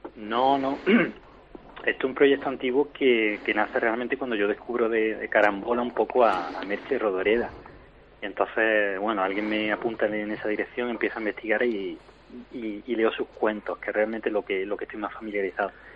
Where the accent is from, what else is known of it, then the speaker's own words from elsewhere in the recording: Córdoba, Andalusia, Spain; somos de la misma tierra, somos de Córdoba los tres